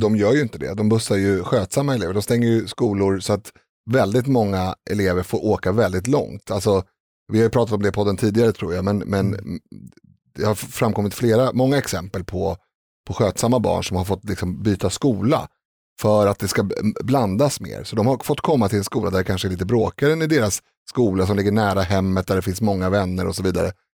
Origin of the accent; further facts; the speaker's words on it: Stockholm, Stockholm County, Sweden; jag är uppväxt på Reimersholme där det är väldigt hög grad av social kontroll